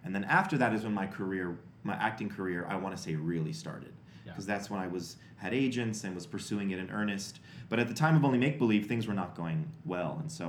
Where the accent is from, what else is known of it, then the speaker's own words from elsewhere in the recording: New Jersey, United States; Because I'm from New Jersey.